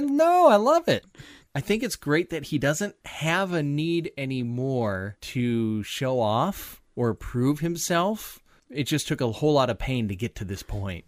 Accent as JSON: {"language": "English", "region": "Minnesota", "country": "United States", "moved": "as an adult", "lives_now": "Iowa, United States", "said": "I'm from Minnesota"}